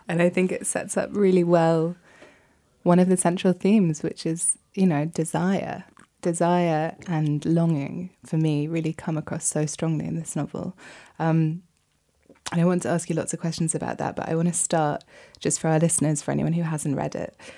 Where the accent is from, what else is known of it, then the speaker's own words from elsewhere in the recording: United Kingdom; for me as a Brit